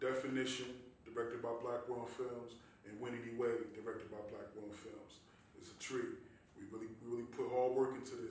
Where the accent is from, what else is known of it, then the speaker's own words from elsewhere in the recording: Newark, New Jersey, United States; I'm from Newark, New Jersey. Newark, New Jersey. Born and raised.